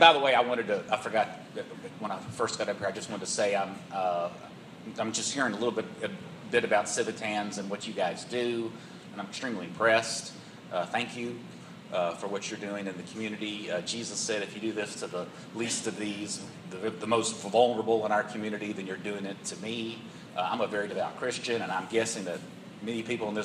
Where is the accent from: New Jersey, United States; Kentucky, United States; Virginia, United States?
Virginia, United States; Roanoke; moved away as an adult; now in Chattanooga, United States; I grew up in Roanoke, Virginia.